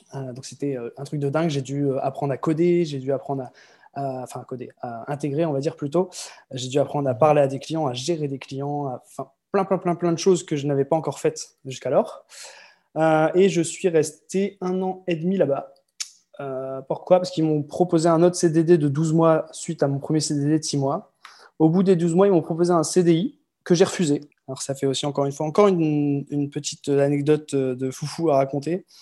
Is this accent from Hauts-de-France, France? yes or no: yes; Lille, Hauts-de-France, France; born or raised there; moved away as an adult; also born or lived in Croix / Marseille / Malaga / Tourcoing; now in French Polynesia